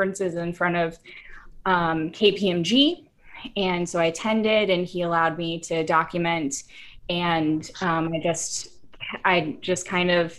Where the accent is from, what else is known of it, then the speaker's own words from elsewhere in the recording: Houston, Texas, United States; moved away as an adult; now in Chicago, United States; a little white girl from Texas. I'm originally from Houston, but I've been in Chicago